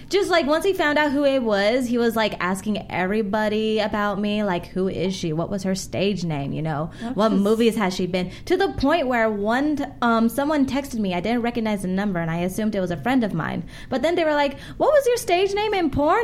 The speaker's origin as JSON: {"language": "English", "area": "South Bay, Los Angeles", "region": "California", "country": "United States", "said": "I'm from the South Bay."}